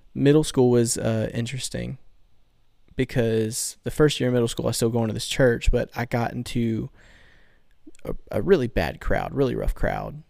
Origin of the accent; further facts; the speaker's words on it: Bayou La Batre, Alabama, United States; I'm from good old Bayou Labatry